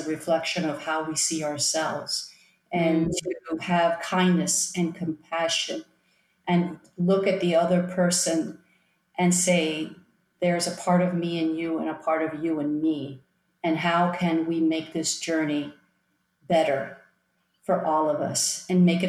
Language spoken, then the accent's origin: English; Miami, Florida, United States; also born or lived in Long Island, New York; on my first birthday, I moved to Miami